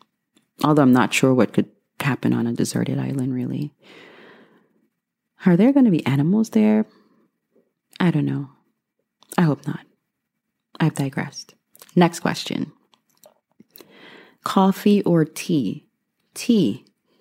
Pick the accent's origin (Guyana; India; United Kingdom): Guyana; moved away as an adult; now in United States; I was born and raised in Guyana, the only English-speaking country in South America.